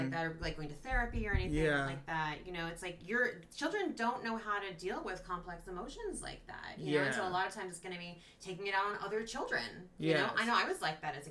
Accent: Sacramento, California, United States; also born or lived in New York; I grew up in Sacramento

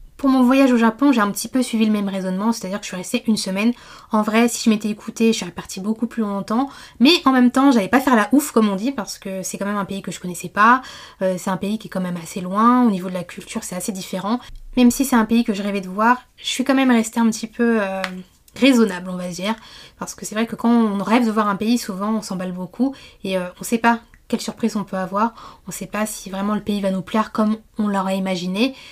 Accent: Martinique; moved away; je suis originaire de la Martinique, c'est une île que je connais bien

